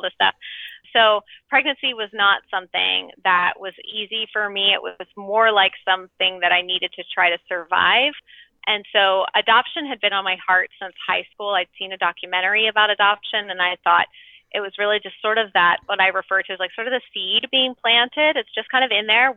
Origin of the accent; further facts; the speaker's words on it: Georgia, United States; I was born in Georgia. We're from the South.